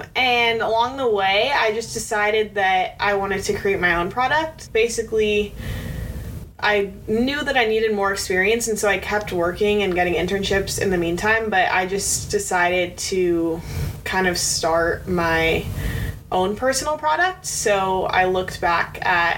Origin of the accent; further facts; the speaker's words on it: Pasadena, California, United States; I'm from Pasadena, so I'm SoCal local